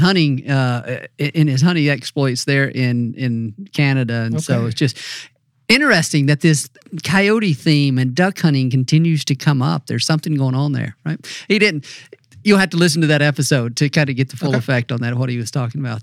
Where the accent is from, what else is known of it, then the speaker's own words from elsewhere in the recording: North Mississippi, United States; I grew up in North Mississippi